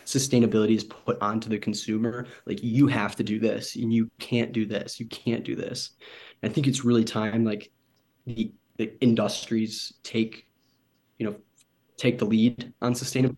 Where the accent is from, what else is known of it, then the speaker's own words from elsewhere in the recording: Michigan, United States; I'm from Michigan, um, originally Michigan in the United States.